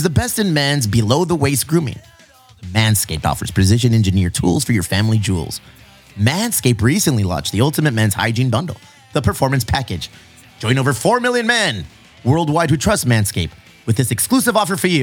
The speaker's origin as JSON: {"language": "English", "country": "Mexico", "said": "I'm Mexican"}